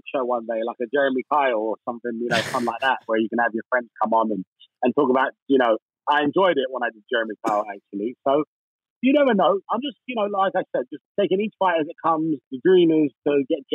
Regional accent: Hounslow, London, United Kingdom; I grew up in Hounslow and was a dishwasher, five of us in a studio.

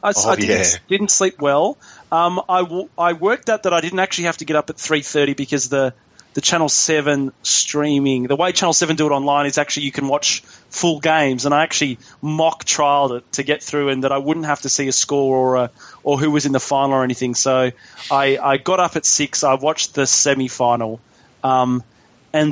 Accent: Australia; as an Australian rugby fan

